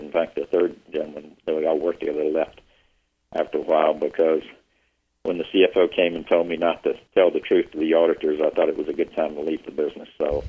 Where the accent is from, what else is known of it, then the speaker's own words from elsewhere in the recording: Union, South Carolina, United States; I was born and raised in Union, South Carolina. That's a very small town, and in the Piedmont area. I went to high school there and left and went to Clemson University.